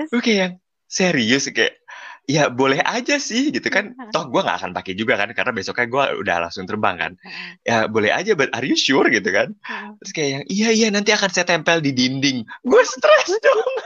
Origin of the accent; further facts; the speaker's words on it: Jakarta, Indonesia; moved away as an adult; now in Colombia; gue aja yang lahir di Jakarta